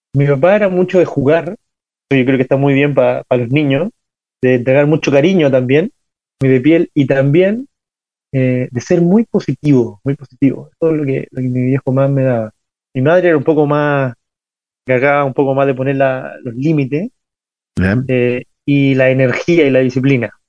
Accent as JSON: {"language": "Spanish", "town": "Ovalle", "region": "Coquimbo", "country": "Chile", "tie": "born or raised there", "said": "yo nací en, en Ovalle, es una, una, ciudad mediana de Chile"}